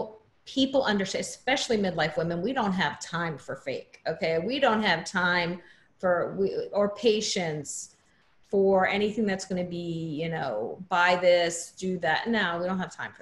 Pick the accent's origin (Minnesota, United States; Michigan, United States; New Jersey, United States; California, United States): New Jersey, United States; New Jersey shore, United States; I grew up in New Jersey on the shore